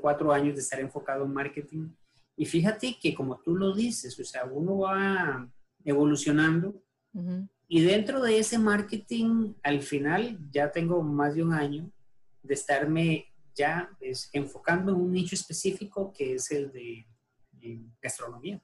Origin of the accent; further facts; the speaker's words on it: San José, Costa Rica; yo soy de San José, Costa Rica. Eh, tengo radicado acá, prácticamente aquí nací, no me he movido de acá.